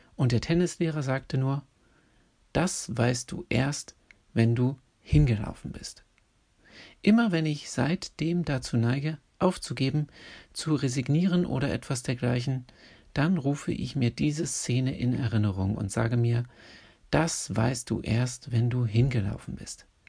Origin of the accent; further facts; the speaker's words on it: Berlin, Germany; in Berlin, meiner Geburtsstadt, in der ich aufgewachsen und zur Schule gegangen bin